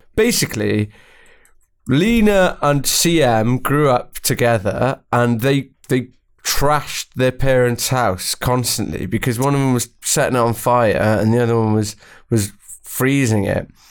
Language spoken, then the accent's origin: English; Welsh, Wales, United Kingdom; I'm Welsh